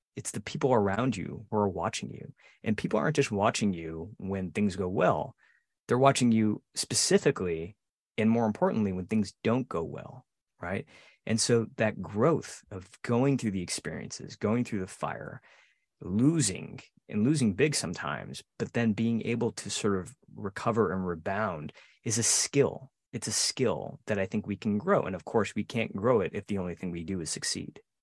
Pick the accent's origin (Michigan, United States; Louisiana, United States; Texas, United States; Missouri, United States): Michigan, United States; outside of Detroit; I grew up outside of Detroit, not far from you, Joe, and we both bonded over our, sort of our Detroit area roots